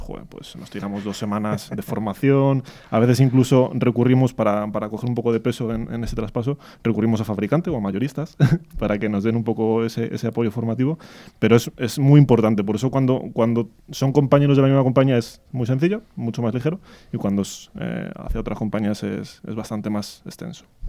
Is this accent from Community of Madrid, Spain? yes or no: yes; Madrid, Community of Madrid, Spain; yo soy madrileño, muy madrileño